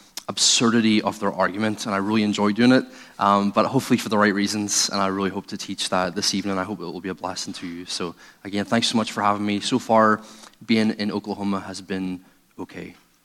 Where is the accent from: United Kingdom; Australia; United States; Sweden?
United Kingdom; Northern Ireland; moved away; I'm originally from Northern Ireland. I was brought up in a atheist home. I was a professing atheist until I was 17 and a half, 18 years old, and I became a Christian.